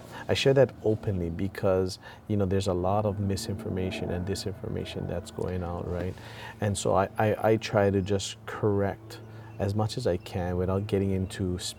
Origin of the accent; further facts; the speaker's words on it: New York, United States; I'm from New York. You don't see a surfboard on the engines.